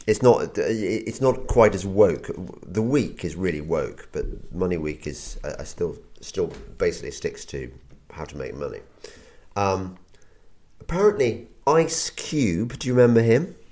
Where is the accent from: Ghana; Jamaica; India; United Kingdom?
United Kingdom; England; as an Englishman